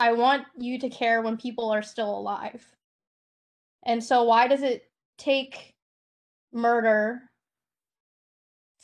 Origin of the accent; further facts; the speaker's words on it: North Carolina, United States; I grew up in a small, rural, mostly white town in North Carolina